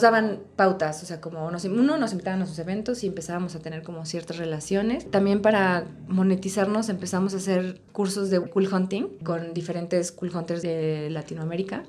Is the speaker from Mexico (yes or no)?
yes; Puebla, Mexico; also born or lived in Spain; yo soy de Puebla